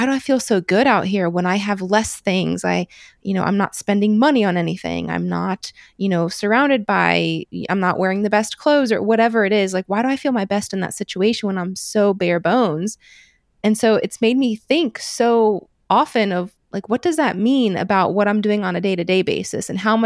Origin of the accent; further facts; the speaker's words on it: Midwest, United States; growing up in the Midwest